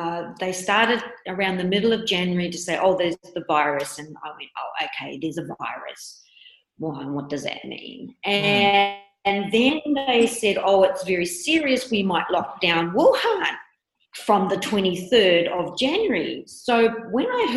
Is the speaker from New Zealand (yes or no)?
yes; New Zealand; moved away as an adult; now in Shanghai, China; I am from New Zealand. I have been living in Shanghai now for coming up 16 years.